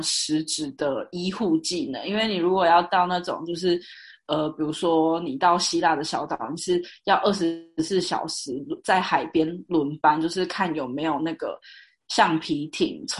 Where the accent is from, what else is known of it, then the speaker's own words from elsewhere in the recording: Taiwan; 所以那个时候也是只有我一个台湾人这样。